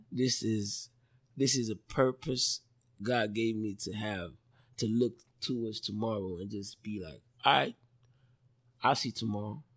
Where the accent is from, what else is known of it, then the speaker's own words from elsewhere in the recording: Lagos, Nigeria; moved away as an adult; also born or lived in Port Harcourt, Rivers State, Nigeria; now in Dallas, United States; I was born in Lagos. Parents are from Delta State, Nigeria. Grew up in Lagos